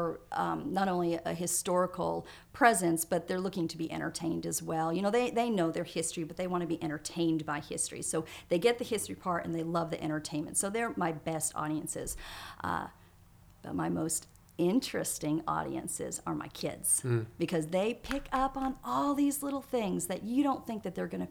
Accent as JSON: {"language": "English", "area": "Cape Cod", "region": "Massachusetts", "country": "United States", "tie": "born or raised there", "moved": "yes", "lives_now": "Kentucky, United States", "said": "my parents raised me on Cape Cod"}